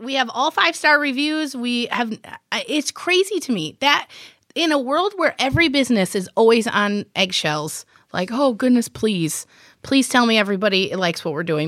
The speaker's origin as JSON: {"language": "English", "town": "Millington", "region": "Michigan", "country": "United States", "tie": "born or raised there", "said": "I actually grew up in a little, teeny, tiny town called Millington"}